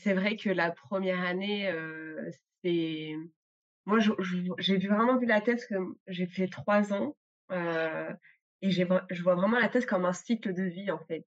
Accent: Grenoble, Auvergne-Rhône-Alpes, France; je viens de Grenoble

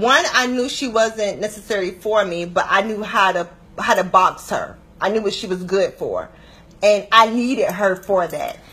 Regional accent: Atlanta, Georgia, United States; moved away; also born or lived in Washington, D.C. metropolitan area (DMV); I'm originally from Atlanta. Um, I lived in DMV, DC, Maryland, Virginia for 11 years, but I'm a peach by nature.

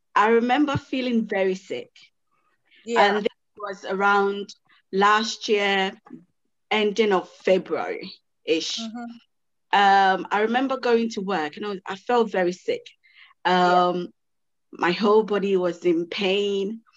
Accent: Ghana; I'm I'm Ghanaian. My mom is you know Ghanaian.

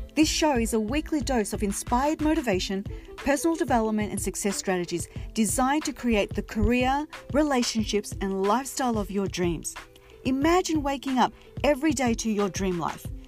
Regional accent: Australia; now in United States; being an Aussie

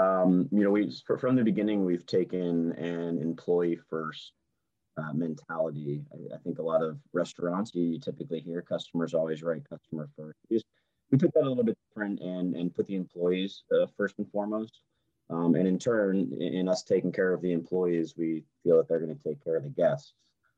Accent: California, United States; now in St. Louis, United States; Jason and I's just growing up on the West Coast. Our father was in the military in the Coast Guard, so we spent a ton of time in California. And eventually my parents got transferred to St. Louis

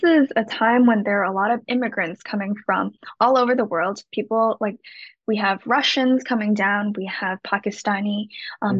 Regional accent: Shanghai, China; moved away as an adult; also born or lived in Hong Kong / Rhode Island, United States; now in Los Angeles, United States; my parents are from Hong Kong, but I was raised in Shanghai and now I live here

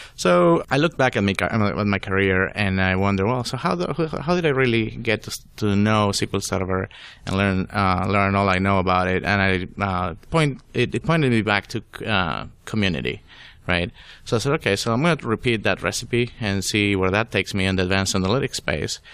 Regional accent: Venezuela; English is a second language; moved away as an adult; also born or lived in Florida, United States; now in Atlanta, United States; I was born in Venezuela

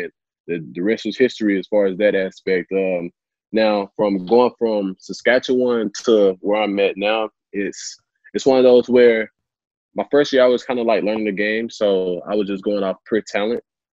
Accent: Tyler, Texas, United States; my childhood friends that I grew up with in Tyler

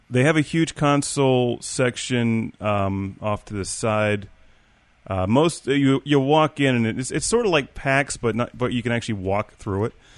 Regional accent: Pittsburgh, Pennsylvania, United States; I'm from Pittsburgh

